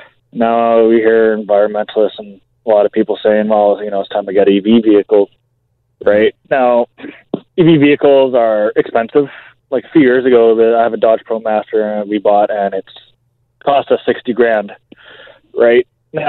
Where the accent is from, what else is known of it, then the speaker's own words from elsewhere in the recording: Chilliwack, British Columbia, Canada; So I'm in Poco today, but I'm actually from Chilliwack.